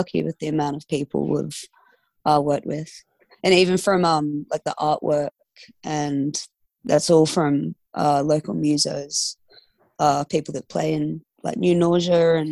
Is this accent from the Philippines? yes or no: no; Fremantle, Western Australia, Australia; We're from Fremantle